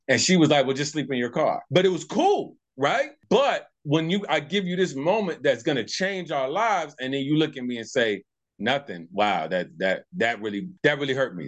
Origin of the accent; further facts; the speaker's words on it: Tucson, Arizona, United States; So I'm actually born and raised from Tucson, Arizona, Tucson, Arizona